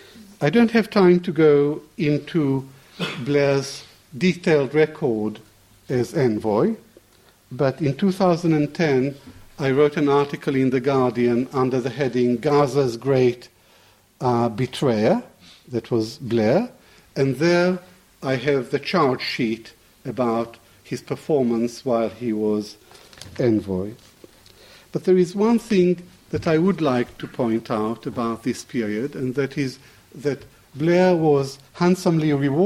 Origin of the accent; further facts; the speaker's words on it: Baghdad, Baghdad Governorate, Iraq; moved away; Baghdad is my hometown